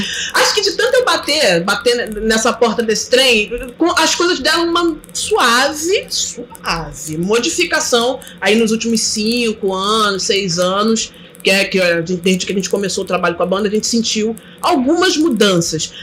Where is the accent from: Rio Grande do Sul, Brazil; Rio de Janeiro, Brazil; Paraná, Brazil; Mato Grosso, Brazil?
Rio de Janeiro, Brazil; Mesquita; also born or lived in Belford Roxo; Então, eu nasci aqui, mas fui criada aqui, no, aqui do lado, em Mesquita